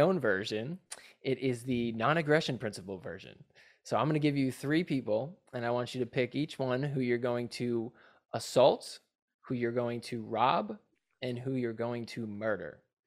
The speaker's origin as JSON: {"language": "English", "region": "New Jersey", "country": "United States", "moved": "yes", "lives_now": "Los Angeles, United States", "said": "I'm from New Jersey, 'cause that's where I'm originally"}